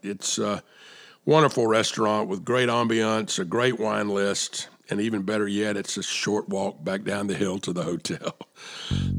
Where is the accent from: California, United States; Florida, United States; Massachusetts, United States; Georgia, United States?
Georgia, United States; Atlanta; moved away; my hometown of Atlanta